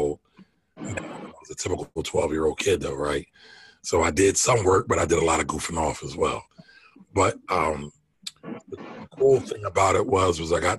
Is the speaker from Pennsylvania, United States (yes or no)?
yes; Philadelphia, Pennsylvania, United States; born and raised in Philly, uptown kid